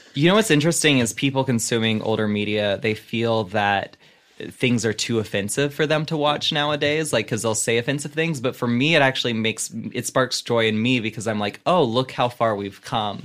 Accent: the Bible Belt, the South, United States; moved away; I grew up in the Bible Belt.

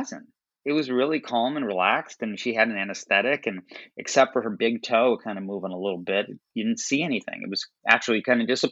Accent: Chicago, Illinois, United States; I was born and raised in Chicago

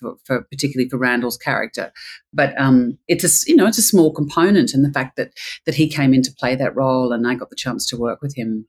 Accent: Australia; being Australian, you know, I come from a very non-hierarchical way of filmmaking

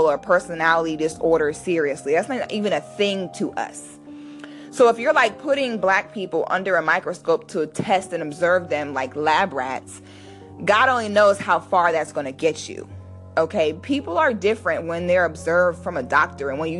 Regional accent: United States; a Black person born in the United States

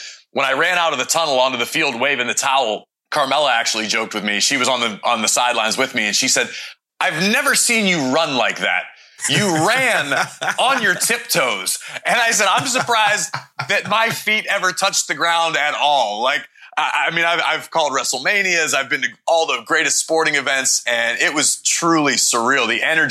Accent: Pittsburgh, Pennsylvania, United States; Growing up, being born and raised in Pittsburgh, lifelong Steelers fan.

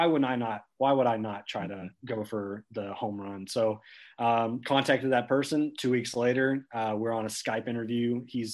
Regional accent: small town outside Lexington, Central Kentucky, United States; also born or lived in Knoxville, Tennessee; I grew up here. My first 18 years I spent here in Central Kentucky, and from a small town around outside of Lexington.

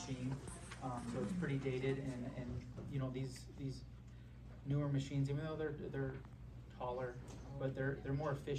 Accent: Woodridge, Illinois, United States; It's where I grew up and live.

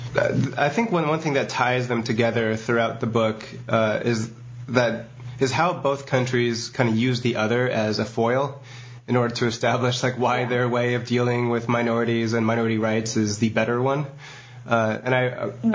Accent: United States; as an American

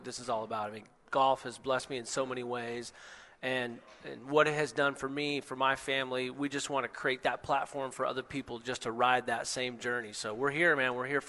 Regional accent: Seattle, Tacoma area, Washington, United States

